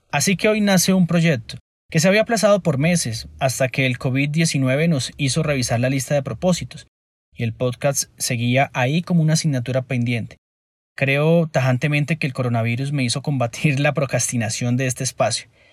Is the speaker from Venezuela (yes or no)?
no; Cúcuta, Norte de Santander, Colombia; now in Bogotá, Colombia; Nací en Cúcuta y vivo en Bogotá ya hace un par de años.